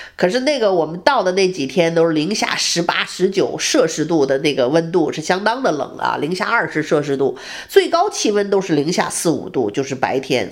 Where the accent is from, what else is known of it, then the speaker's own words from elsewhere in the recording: Harbin, Heilongjiang, China; also born or lived in Beijing; now in Houston, United States; 我的故乡哈尔滨的冰灯